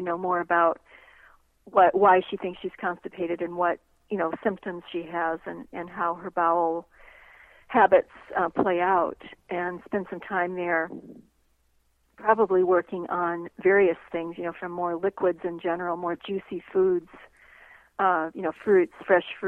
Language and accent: English; United States; as an American